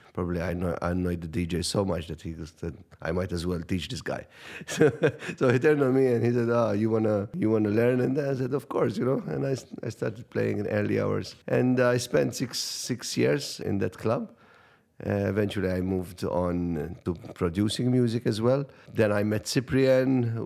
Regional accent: Cospicua, Malta; It was a small community radio in, in, in my hometown in, in Cospicua

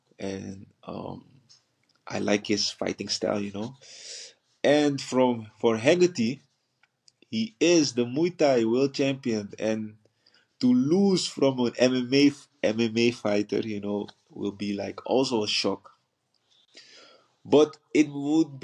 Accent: Paramaribo, Paramaribo District, Suriname; English is a second language; moved away; also born or lived in Netherlands; I was born in the capital, Paramaribo, and grew up also in the capital

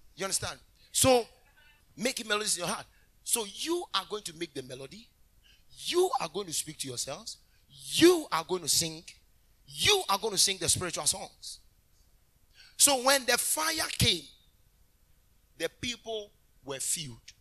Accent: Kumasi, Ashanti, Ghana; I was born in Kumasi.

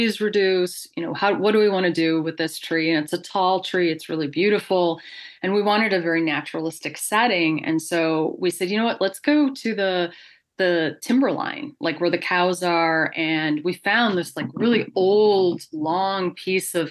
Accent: United States; I am an American

